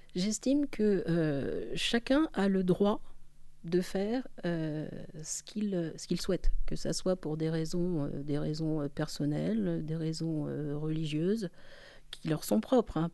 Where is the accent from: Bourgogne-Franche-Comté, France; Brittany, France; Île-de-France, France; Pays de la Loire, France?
Île-de-France, France; Paris; en tant que parisienne